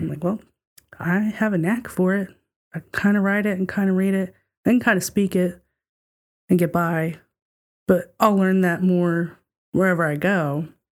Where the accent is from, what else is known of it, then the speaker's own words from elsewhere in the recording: the South, United States; we were talking about being from the South and diff-, different ways of life